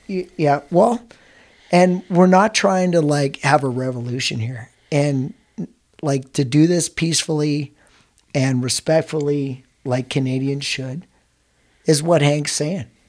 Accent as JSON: {"language": "English", "region": "Scotland", "country": "United Kingdom", "said": "I'm Scottish"}